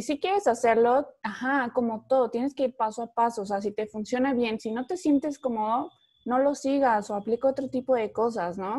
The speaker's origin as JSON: {"language": "Spanish", "region": "Veracruz", "country": "Mexico", "moved": "yes", "lives_now": "Monterrey, Mexico", "said": "yo soy de Veracruz y estando en Monterrey"}